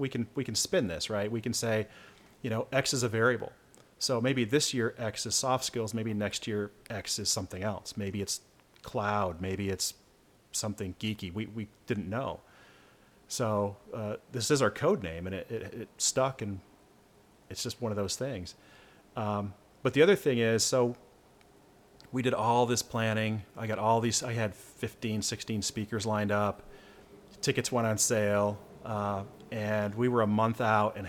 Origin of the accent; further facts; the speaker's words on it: Michigan, United States; I'm from Michigan